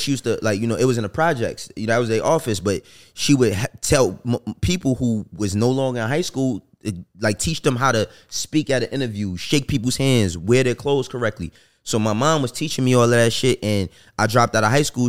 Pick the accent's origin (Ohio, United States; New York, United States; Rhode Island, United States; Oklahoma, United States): New York, United States; New York City; I'm from New York